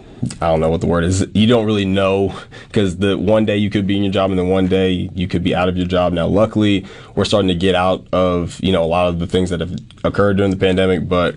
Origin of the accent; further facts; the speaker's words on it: the South, United States; as a kid growing up in the South